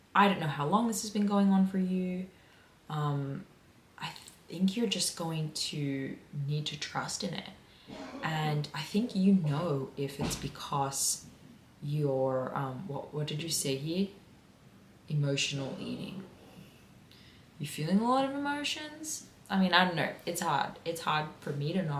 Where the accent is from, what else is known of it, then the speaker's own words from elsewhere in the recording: Sydney, New South Wales, Australia; I am from Sydney. I am from the Illawarra area, specifically Peakhurst. I grew up in Peakhurst